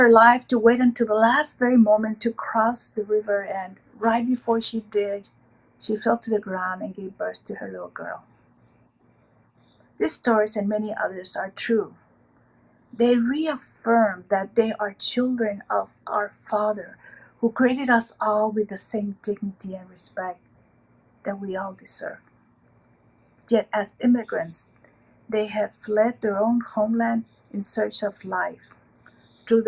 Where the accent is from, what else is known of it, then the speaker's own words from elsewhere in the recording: Rio Grande Valley, Texas, United States; I am from southern border of Texas with Mexico, the Rio Grande Valley, where we call that we are from El Valle